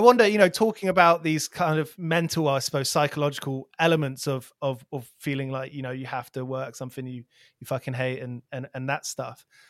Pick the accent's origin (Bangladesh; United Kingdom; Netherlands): United Kingdom; near Milton Keynes, South East England; a local place where I grew up near Milton Keynes